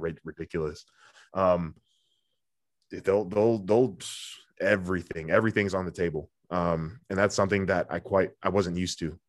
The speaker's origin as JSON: {"language": "English", "town": "Ottawa", "region": "Ontario", "country": "Canada", "tie": "born or raised there", "also_born_or_lived": "Orleans, Ottawa", "said": "down the same street of where I grew up"}